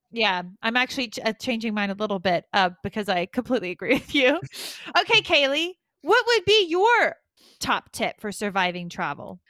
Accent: United States; now in United Kingdom; I'm an American

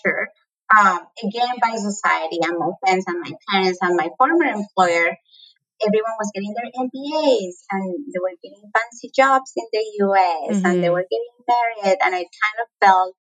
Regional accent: Colombia; accent: Latin American; moved away as an adult; now in United States; my accent is Latin American. I'm from Colombia, born and raised.

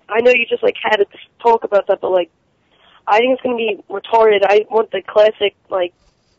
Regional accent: Pennsylvania, United States

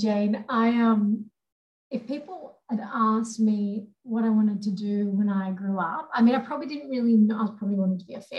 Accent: Papua New Guinea; moved away; also born or lived in Sydney, Australia; the juxtaposition between growing up in New Guinea and then moving to Sydney.

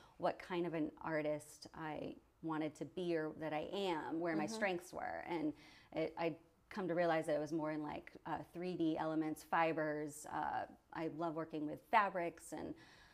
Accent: Maine, United States; moved away; I grew up in Maine

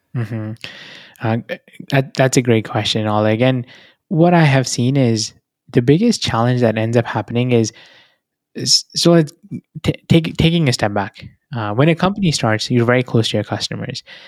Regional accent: New Delhi, Delhi, India; moved away as an adult; now in United States; I was born in New Delhi. That's where I come from.

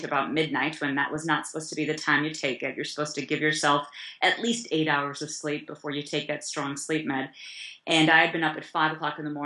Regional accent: Chicago, Illinois, United States; also born or lived in East Africa; I grew up in Chicago

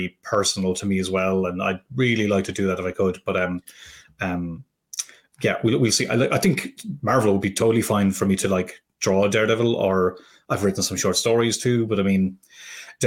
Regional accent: Ireland; I'm not an Irish immigrant. I'm from this bog country

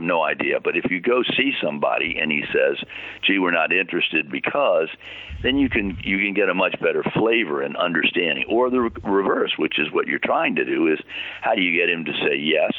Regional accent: Washington, District of Columbia, United States; I'm from Washington, D.C.

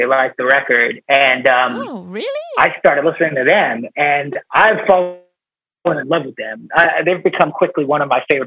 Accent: Long Island, New York, United States; now in New York City, United States; We weren't raised in the city, so we grew up on Long Island, which is it's like a suburb of New York City

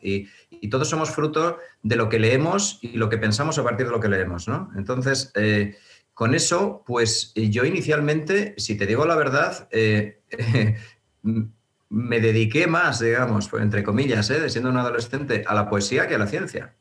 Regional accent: Burgos, Castile and León, Spain; moved away as an adult; now in Madrid, Spain; inicialmente en Burgos, que yo, yo, soy burgalés y estudié hasta tercero de carrera allí, y luego ya me vine aquí a Madrid

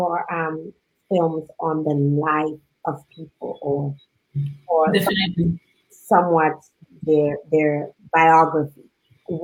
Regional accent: Dominica; my life growing up in Big House

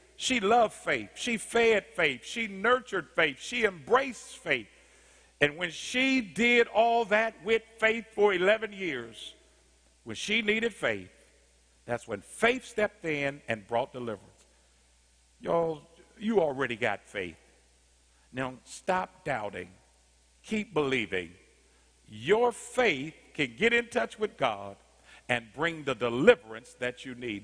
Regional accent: Indianapolis, Indiana, United States; I grew up in Arlington Woods in Indianapolis, Indiana, 46218

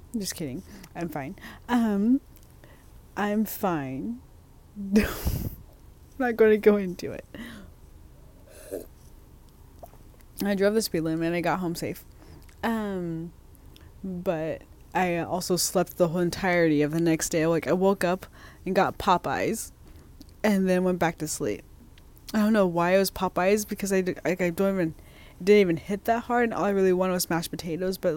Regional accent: Portland, United States; moved away; in my hometown because, like, people say that Portland's crazy

